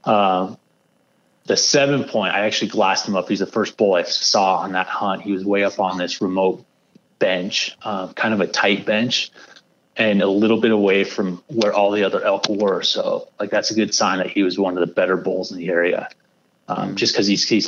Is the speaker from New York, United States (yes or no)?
no; Western Colorado, United States; I grew up in Western Colorado, elk country